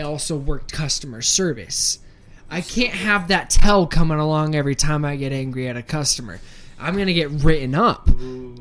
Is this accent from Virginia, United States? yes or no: yes; Northern Virginia, United States; now in Utah, United States; I come from the DMV. I come from Northern Virginia